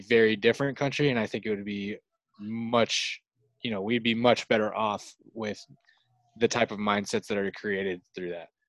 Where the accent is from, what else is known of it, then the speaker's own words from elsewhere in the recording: United States; I'm from the United States.